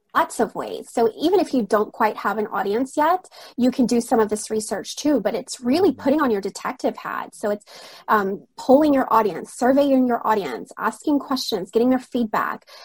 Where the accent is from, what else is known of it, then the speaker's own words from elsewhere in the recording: Alabama, United States; moved away as an adult; now in Rome, Italy; I'm originally from Alabama in the States